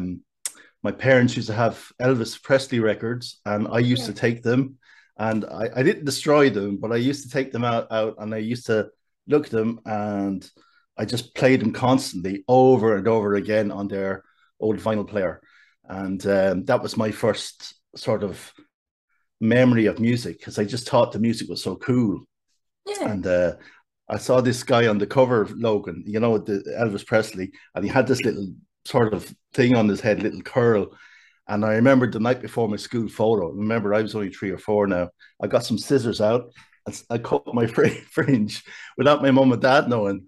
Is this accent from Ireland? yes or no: yes; Kildare, County Kildare, Ireland; I'm from Kildare Town, a town you might know well yourself.